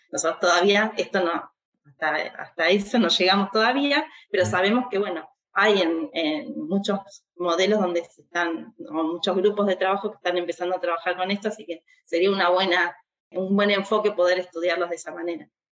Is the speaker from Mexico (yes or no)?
no; Argentina; nuestro país